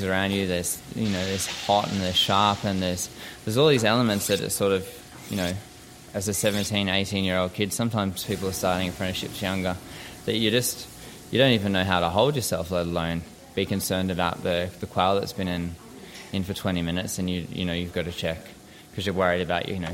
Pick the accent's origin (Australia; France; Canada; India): Australia; Caloundra, Queensland; moved away as an adult; also born or lived in Sydney; I grew up in Caloundra on the Sunshine Coast in Queensland.